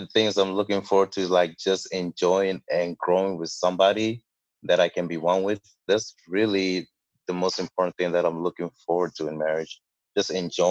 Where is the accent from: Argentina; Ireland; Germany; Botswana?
Botswana; also born or lived in Ghana; now in United States; Well, I'm from Ghana. I was originally born in Ghana and my family migrated over to Botswana where I grew up for about 10 years before going back to Ghana again for a couple of years and then finally moving over to the United States.